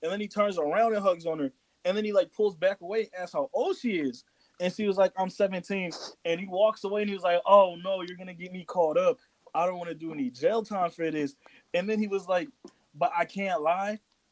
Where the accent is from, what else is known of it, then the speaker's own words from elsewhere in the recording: Virginia, United States; growing up in Virginia